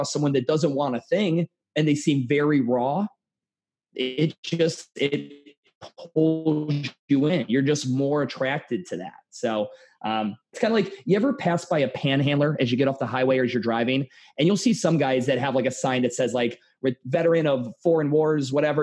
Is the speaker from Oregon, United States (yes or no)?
no; Cleveland, Ohio, United States; moved away; I'm from Cleveland. And I moved down here